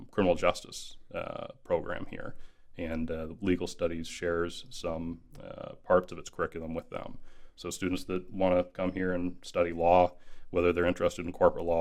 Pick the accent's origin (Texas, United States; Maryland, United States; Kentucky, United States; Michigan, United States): Michigan, United States; Kalamazoo; moved away as an adult; also born or lived in Louisiana; I am originally from Michigan, West Michigan, Kalamazoo to be precise.